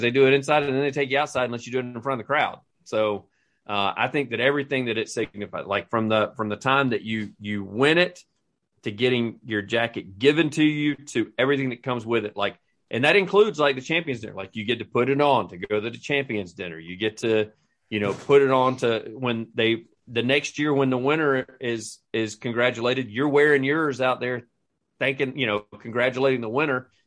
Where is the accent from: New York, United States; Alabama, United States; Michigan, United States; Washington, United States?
Alabama, United States